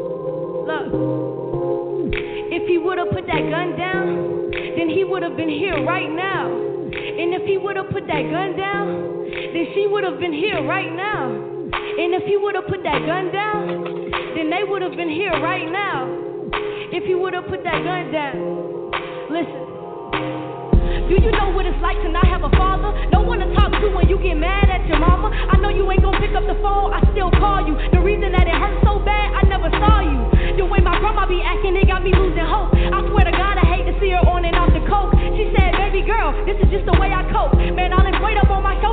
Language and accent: English; Savannah, Georgia, United States; I'm from Savannah, Georgia.